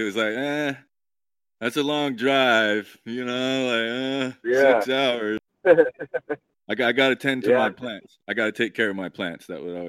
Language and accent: English; Idaho, United States; moved away; you're an Idaho boy like me, right?